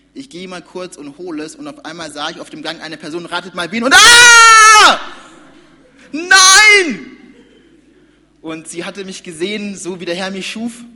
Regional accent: Nuremberg, Bavaria, Germany; ich komme ja aus Nürnberg, war ganz, ganz lang Teil der Gemeinde und das hat auch zur Folge gehabt, dass ich, genau, ich bin, wie gesagt, bin gesagt hier geboren und aufgewachsen

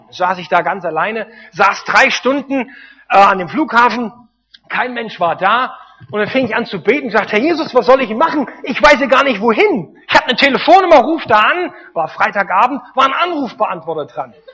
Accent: East Germany, Germany; als kleiner, dummer Deutscher, ich komme aus dem Osten, als kleiner, dummer Ossi

